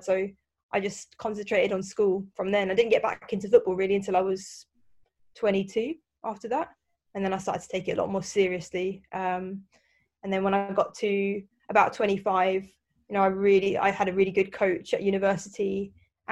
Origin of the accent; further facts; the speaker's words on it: London, United Kingdom; I grew up in South London